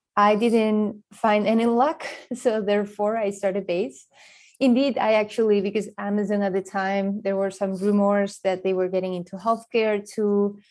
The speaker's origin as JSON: {"language": "English", "country": "Spain", "tie": "born or raised there", "moved": "yes", "said": "I grew up in Spain"}